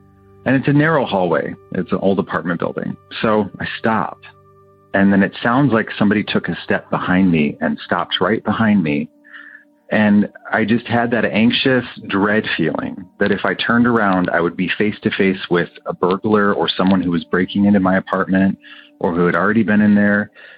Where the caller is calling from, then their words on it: Pasadena, California, United States; also born or lived in Ann Arbor, Michigan; I'm calling from Pasadena, California. Years ago, when I lived in Michigan, I lived in the university area of Ann Arbor, where University of Michigan is.